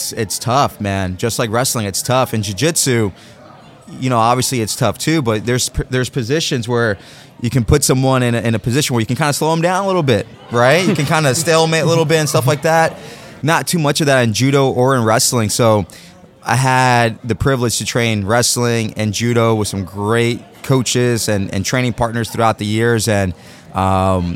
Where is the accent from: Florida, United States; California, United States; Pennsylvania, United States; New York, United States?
New York, United States; also born or lived in New Jersey; I'm from New York. I split time between New York, New Jersey.